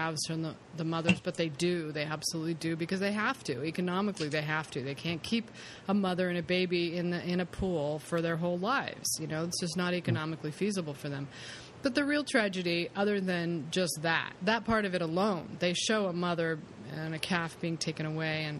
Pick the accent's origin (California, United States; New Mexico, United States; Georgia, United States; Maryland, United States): California, United States; being a Californian